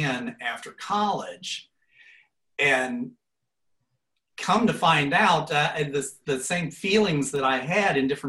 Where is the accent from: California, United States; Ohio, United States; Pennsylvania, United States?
Ohio, United States; Portsmouth; I grew up in Portsmouth, Ohio, which is about 2 hours upriver from Cincinnati